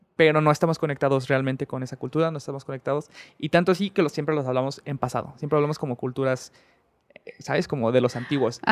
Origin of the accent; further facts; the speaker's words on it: Mexico; soy un hombre mexicano